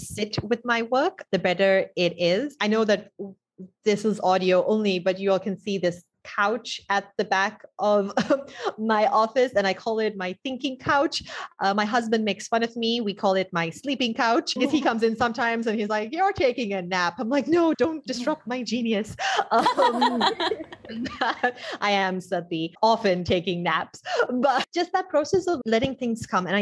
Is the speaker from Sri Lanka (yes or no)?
yes; Sri Lanka; moved away as an adult; also born or lived in Bay Area, United States; I was exposed to a lot of American culture growing up in Sri Lanka.